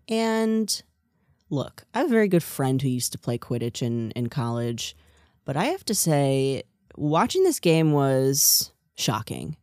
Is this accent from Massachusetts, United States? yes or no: no; New Jersey, United States; moved away; I'm from New Jersey